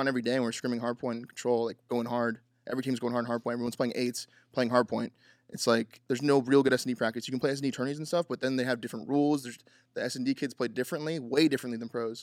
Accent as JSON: {"language": "English", "region": "California", "country": "United States", "moved": "yes", "lives_now": "Texas, United States", "said": "I'm from Cali"}